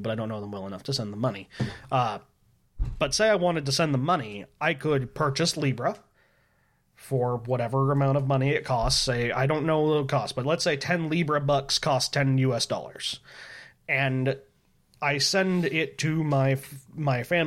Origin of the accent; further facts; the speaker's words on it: United States; I'm American